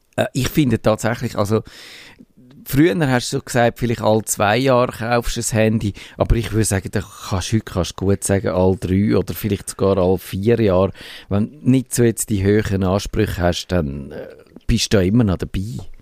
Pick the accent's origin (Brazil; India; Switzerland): Switzerland; wir als Schweizer